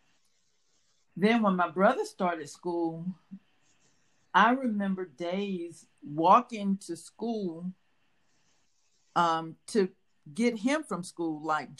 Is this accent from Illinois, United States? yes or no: no; Rocky Mount, North Carolina, United States; also born or lived in Richmond, Virginia / Greenville, North Carolina; I was born here in Rocky Mount. After about a year or so, my family moved to Richmond, Virginia. And after living there for about 8 years, my mom and my brother and sister and I, we came back to North Carolina, Rocky Mount